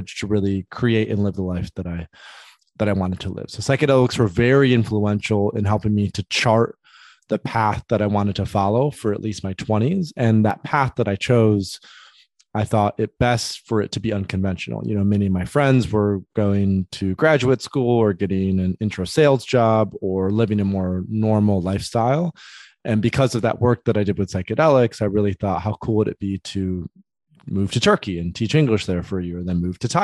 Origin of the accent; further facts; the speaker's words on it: Grand Rapids, Michigan, United States; I grew up in West Michigan, in a place called Grand Rapids